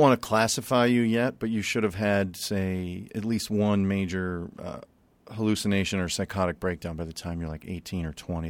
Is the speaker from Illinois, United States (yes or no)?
yes; Chicago, Illinois, United States; We grew up in Chicago, and, uh, we weren't rich